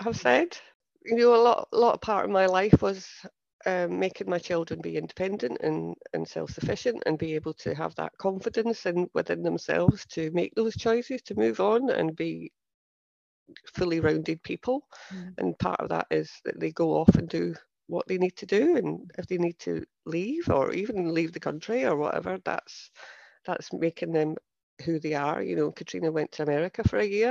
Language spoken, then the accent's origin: English; Scotland, United Kingdom; accent: Scottish; moved away as an adult; now in Cheshire, United Kingdom; my accent is Scottish.